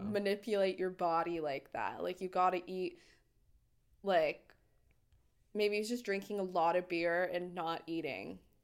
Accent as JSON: {"language": "English", "region": "Idaho", "country": "United States", "said": "I'm from Idaho"}